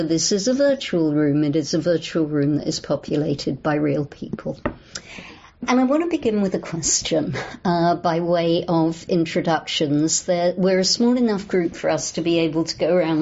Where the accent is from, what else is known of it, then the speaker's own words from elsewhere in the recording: London, United Kingdom; accent: English; moved away as an adult; also born or lived in New Orleans; now in Los Angeles, United States; I'm English, as you can hear. I grew up in London, England.